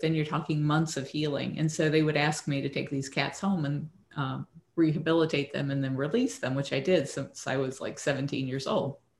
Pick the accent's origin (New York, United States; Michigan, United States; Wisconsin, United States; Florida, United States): Florida, United States; Tampa; also born or lived in Lackland Air Force Base, Texas; we came back to Tampa after